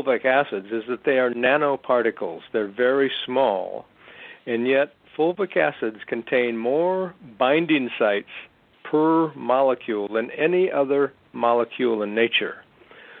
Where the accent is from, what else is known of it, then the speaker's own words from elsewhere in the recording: Wisconsin, United States; I grew up in Wisconsin